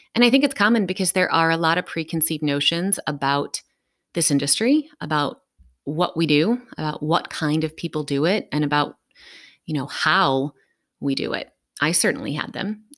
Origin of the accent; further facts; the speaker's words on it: Dayton, Ohio, United States; I am from Dayton, Ohio.